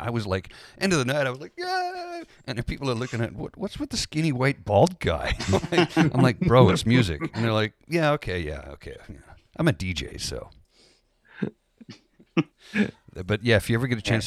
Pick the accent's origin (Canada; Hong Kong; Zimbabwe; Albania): Canada; also born or lived in Newfoundland; I'm fifth generation. I'm just Canadian.